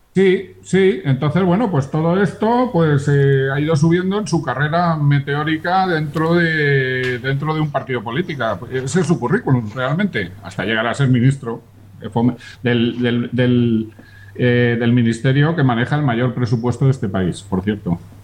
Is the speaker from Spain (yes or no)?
yes; Burgos, Castile and León, Spain; yo soy burgalés